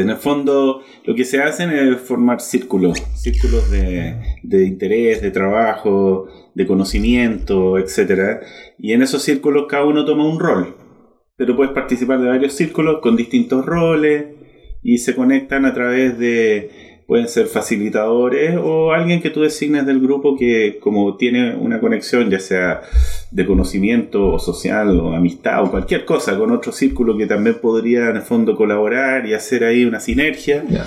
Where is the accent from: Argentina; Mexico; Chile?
Chile; Yo soy chileno 100%